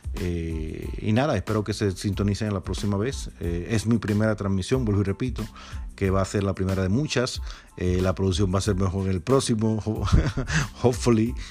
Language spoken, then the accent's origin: Spanish; Dominican Republic; born or raised there; moved away